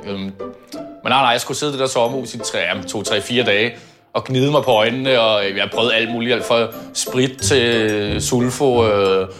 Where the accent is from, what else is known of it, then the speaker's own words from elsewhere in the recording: Copenhagen, Capital Region of Denmark, Denmark; Født og opvokset på Østerbro.